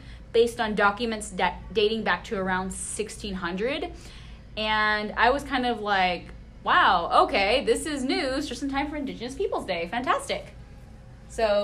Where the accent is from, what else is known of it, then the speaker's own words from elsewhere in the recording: San Antonio, Texas, United States; I was born and raised here in San Antonio, Texas.